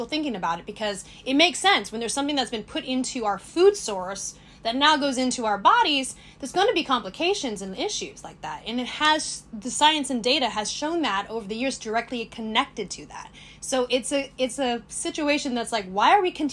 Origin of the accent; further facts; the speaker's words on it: Sonoma County, California, United States; I grew up in Sonoma County